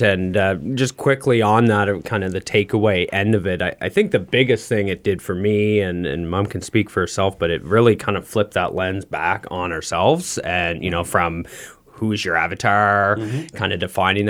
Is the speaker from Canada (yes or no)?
yes; Quispamsis, New Brunswick, Canada; also born or lived in western Canada; I grew up in Quispam Sis.